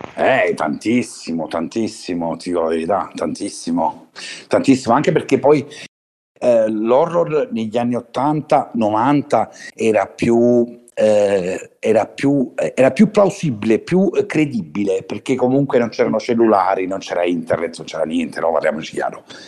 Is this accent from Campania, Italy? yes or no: yes; Naples, Campania, Italy; da Napoli